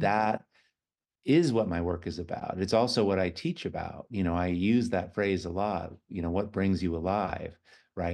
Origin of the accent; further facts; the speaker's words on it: San Francisco, California, United States; I was born in San Francisco